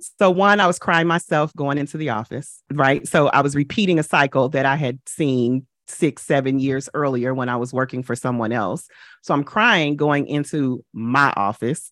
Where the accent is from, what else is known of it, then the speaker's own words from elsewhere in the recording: St. Louis, Missouri, United States; moved away as an adult; now in New York, United States; I relocated from my hometown, from Saint Louis to New York